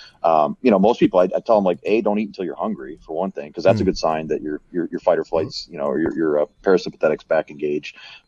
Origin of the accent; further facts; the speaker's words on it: Colorado, United States; I'm from Colorado.